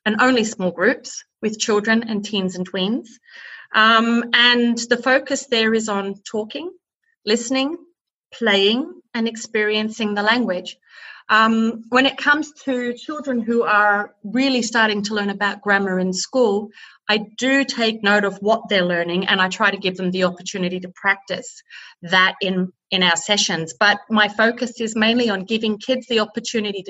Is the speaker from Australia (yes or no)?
yes; Melbourne, Victoria, Australia; moved away as an adult; also born or lived in England / United States / Austria; now in Burghausen, Germany; I'm an Aussie. A Melbourne girl